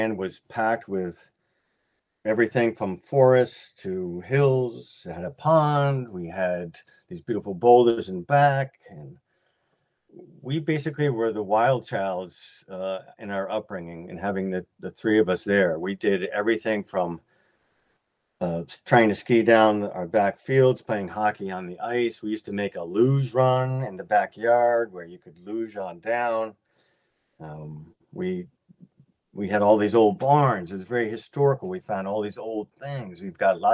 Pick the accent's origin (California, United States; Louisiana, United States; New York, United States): New York, United States; the Adirondacks; also born or lived in Saranac Lake; growing up in the Adirondacks